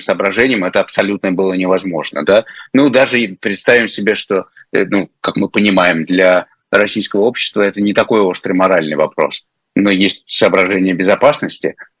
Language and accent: Russian; Crimea, Ukraine; я все детство провел в Крыму, еще советское.